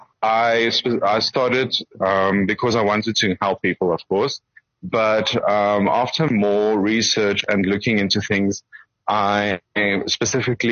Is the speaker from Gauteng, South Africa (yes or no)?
yes; Springs, Gauteng, South Africa; now in Johannesburg, South Africa; I am a small town boy. I come from Springs, and then I moved to Johannesburg.